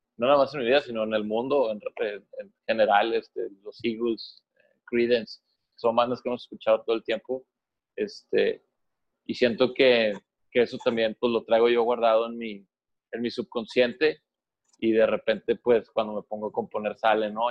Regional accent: Monterrey, Nuevo León, Mexico; somos de Monterrey.

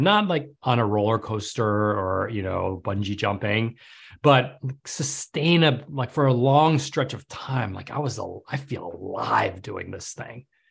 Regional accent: New York City, New York, United States; now in Manhattan Beach, United States; I grew up in New York City.

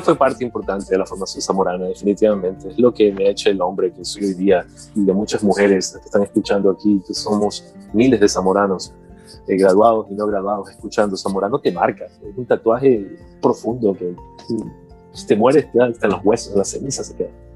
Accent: Portoviejo, Manabí, Ecuador; moved away as an adult; also born or lived in Manta, Ecuador; now in United States; nací en Manta, de ahí mis padres, solo de nacimiento, mis padres nacimos con mis hermanos en Puerto Viejo, tengo una hermana y un hermano en Puerto Viejo, Manaví, Ecuador

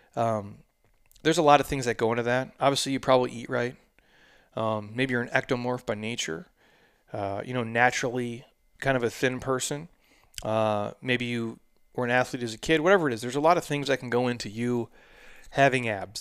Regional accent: Midwest, United States; I'm from the Midwest, born and raised, so these are my people

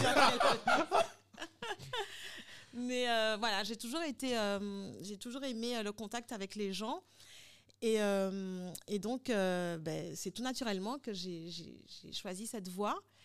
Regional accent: Guadeloupe; also born or lived in Santo Domingo / Paris; je suis guadeloupéenne

